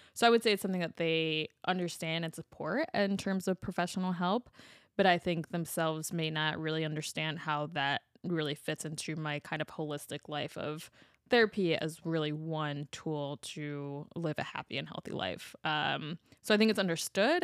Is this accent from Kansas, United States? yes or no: no; Chicago, Illinois, United States; as a Chicagoan